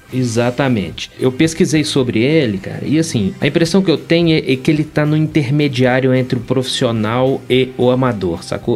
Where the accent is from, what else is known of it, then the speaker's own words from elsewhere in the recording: Belo Horizonte, Minas Gerais, Brazil; Belo Horizonte, Minas Gerais.